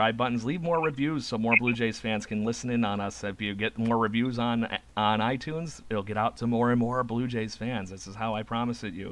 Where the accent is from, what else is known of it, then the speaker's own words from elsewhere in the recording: United States; I'm American